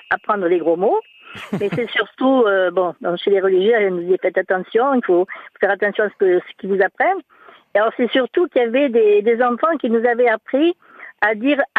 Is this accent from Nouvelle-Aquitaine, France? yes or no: yes; Nouvelle-Aquitaine, France; Alors moi, je suis de la Gironde.